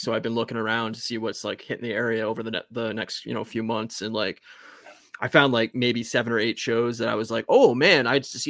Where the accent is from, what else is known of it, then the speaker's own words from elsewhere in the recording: Canada; As a Canadian